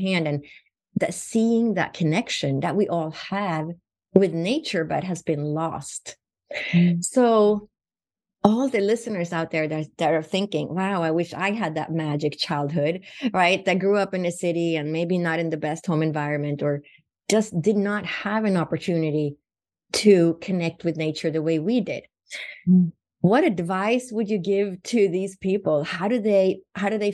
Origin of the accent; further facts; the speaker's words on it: Sweden; now in Phoenix, United States; I was born and raised in Sweden